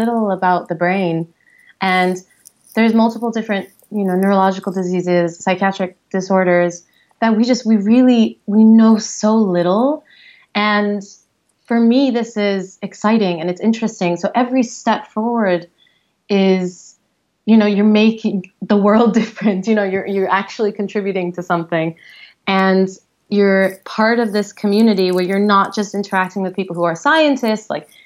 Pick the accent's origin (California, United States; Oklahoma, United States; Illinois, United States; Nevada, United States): California, United States; San Diego; moved away as an adult; also born or lived in London, United Kingdom / Geneva, Switzerland; now in San Francisco, United States; I'm originally from San Diego